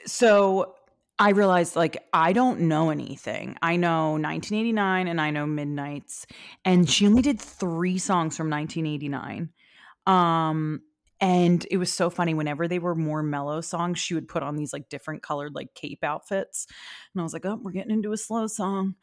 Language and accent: English; Philadelphia, Pennsylvania, United States; I am from Philadelphia